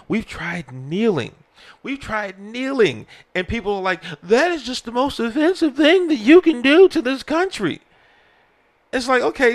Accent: United States; as an American

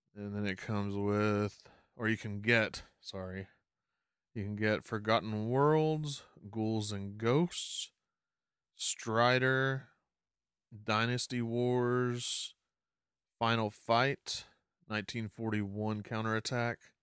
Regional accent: Arkansas, United States; moved away; my home state of Arkansas, we didn't have one of these

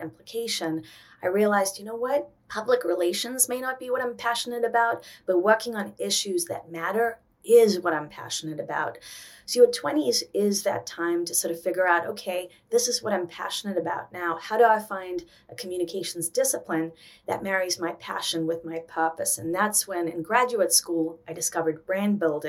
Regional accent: South Africa; moved away as an adult; now in New York, United States; I was born in South Africa. I came to America at 18. I was supposed to go to University of Cape Town.

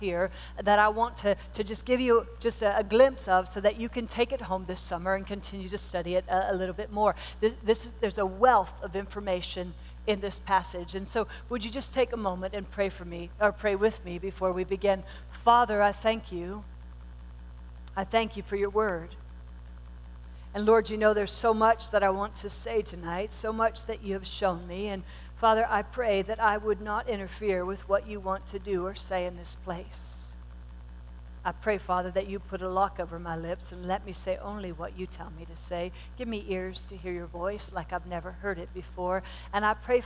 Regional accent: Pennsylvania, United States; I was born and raised in Pennsylvania, and we lived on this rural highway

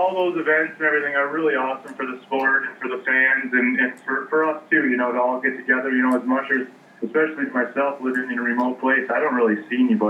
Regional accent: Minnesota, United States; moved away as an adult; now in Fairbanks, United States; I'm from Minnesota originally. I grew up there.

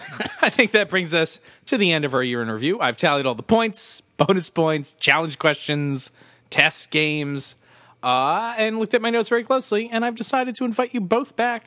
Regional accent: Philadelphia, Pennsylvania, United States; I have to keep your voice around just so people know we're from Philly.

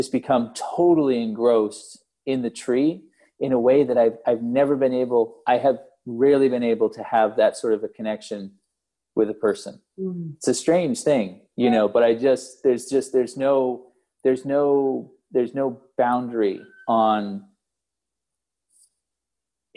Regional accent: the East, United States; growing up in the East

